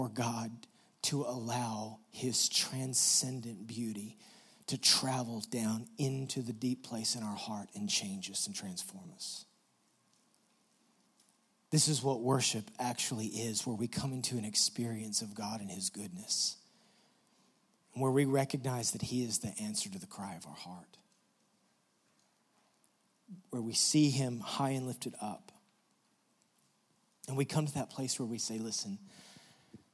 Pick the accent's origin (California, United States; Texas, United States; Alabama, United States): Texas, United States; West; we're from West Texas, and you have to drive a really long way to get out of West Texas